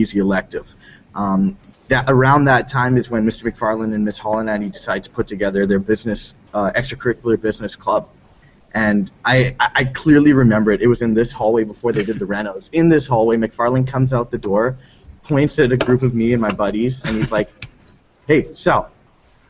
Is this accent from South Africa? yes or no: yes; South Africa; I'm South African born.